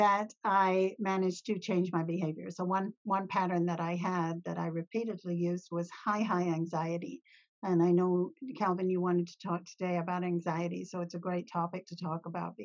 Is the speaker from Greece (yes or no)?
no; Ontario, Canada; I'm from Ontario, Canada